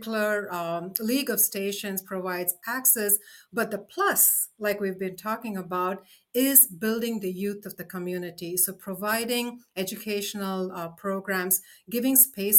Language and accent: English; India; moved away; I come from India